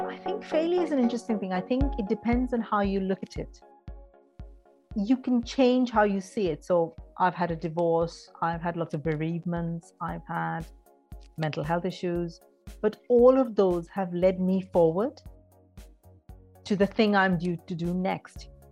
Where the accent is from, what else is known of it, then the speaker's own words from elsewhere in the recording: Mumbai, Maharashtra, India; moved away; also born or lived in Kerala, India; I grew up in India, in Mumbai, in a very traditional Indian family.